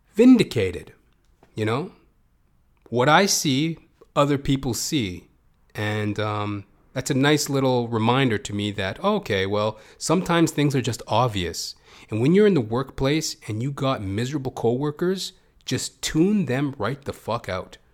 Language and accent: English; Canada; as a Canadian